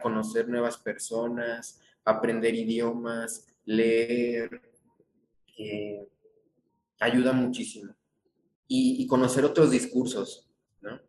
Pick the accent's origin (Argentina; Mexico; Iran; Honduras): Mexico; como mexicano